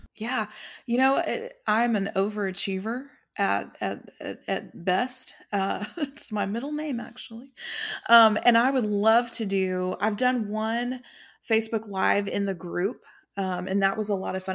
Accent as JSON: {"language": "English", "region": "Texas", "country": "United States", "said": "I'm from Texas."}